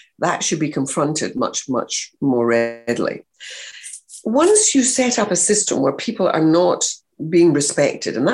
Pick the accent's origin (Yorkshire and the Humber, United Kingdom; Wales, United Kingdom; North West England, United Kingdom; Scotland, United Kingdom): Scotland, United Kingdom; moved away; I came from Scotland. I wasn't even English.